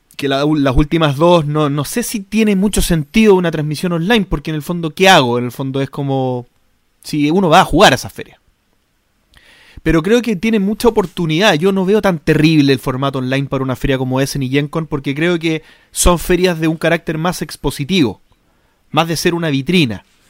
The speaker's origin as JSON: {"language": "Spanish", "country": "Chile", "said": "nosotros en Chile"}